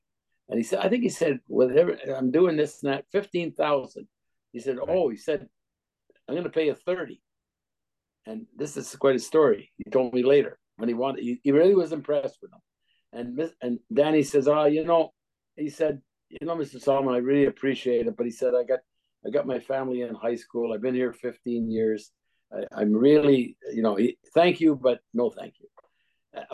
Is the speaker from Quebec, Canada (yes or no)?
yes; Montreal, Quebec, Canada; moved away; I'm from Montreal